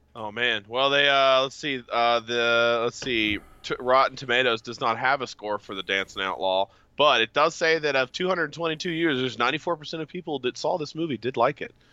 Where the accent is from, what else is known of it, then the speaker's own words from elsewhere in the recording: West Virginia, United States; I'm from West Virginia